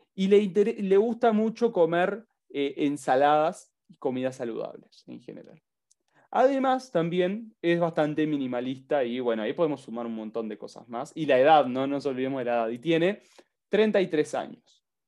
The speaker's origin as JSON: {"language": "Spanish", "country": "Uruguay", "said": "Yo soy de Uruguay"}